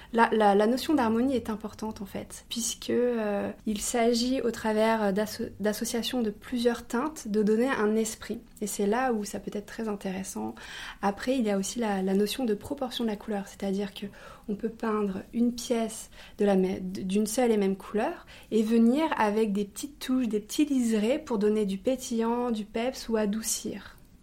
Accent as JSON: {"language": "French", "town": "Avignon", "region": "Provence-Alpes-Côte d'Azur", "country": "France", "said": "Je viens d'Avignon, là où se situe l'entreprise, le siège et l'usine, et également là où est originaire ma famille"}